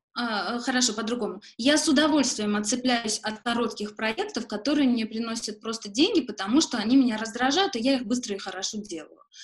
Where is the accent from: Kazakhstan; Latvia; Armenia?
Armenia; Yerevan; moved away as an adult; also born or lived in Malta / Moscow; я коренная ереванка. И э, для меня место, в котором я родилась и выросла